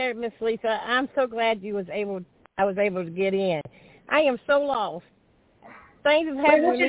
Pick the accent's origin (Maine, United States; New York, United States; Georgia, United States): Georgia, United States; Stockbridge; I'm from Stockbridge, Georgia.